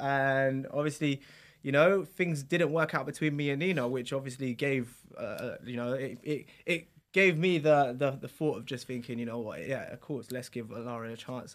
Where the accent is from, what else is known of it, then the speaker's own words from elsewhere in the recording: London, United Kingdom; also born or lived in Essex; where we live is on the border of Essex and London